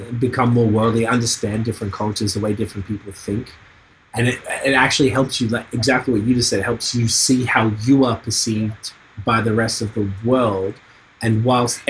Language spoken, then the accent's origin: English; Australia; moved away as an adult; also born or lived in Toronto; now in Quebec, Canada; I'm like, Australia